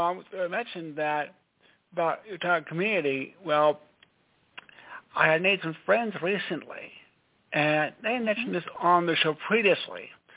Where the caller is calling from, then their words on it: Stamford, Connecticut, United States; Stanford, Connecticut.